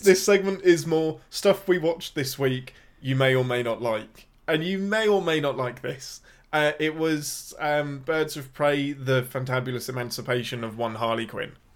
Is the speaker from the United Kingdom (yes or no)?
yes; England, United Kingdom; I'm your Englishman